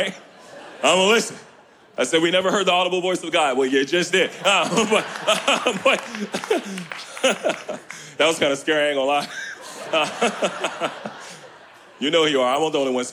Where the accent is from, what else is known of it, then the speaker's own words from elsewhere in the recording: Richmond, Virginia, United States; now in Kalamazoo, United States; Growing up here in Richmond, inner city